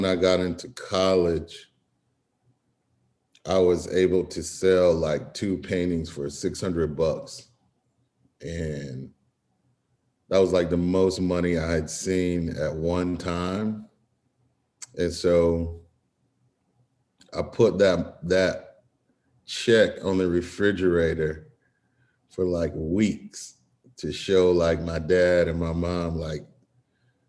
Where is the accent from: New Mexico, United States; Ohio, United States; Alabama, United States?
Alabama, United States; Florence; now in Atlanta, United States; I'm from Florence, Alabama. Grew up there, and I live and work in Atlanta now